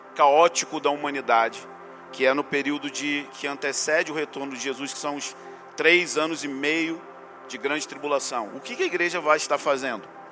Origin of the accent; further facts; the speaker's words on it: Rio de Janeiro, Brazil; como eu sou brasileiro e carioca